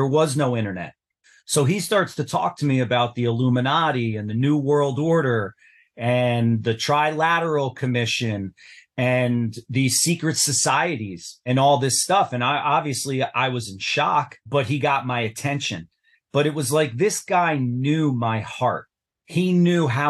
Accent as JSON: {"language": "English", "region": "New Jersey", "country": "United States", "tie": "born or raised there", "said": "I grew up in New Jersey"}